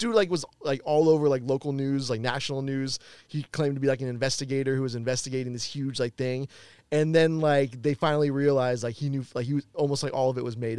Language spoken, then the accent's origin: English; Bay Area, California, United States; I'm like from the Bay Area.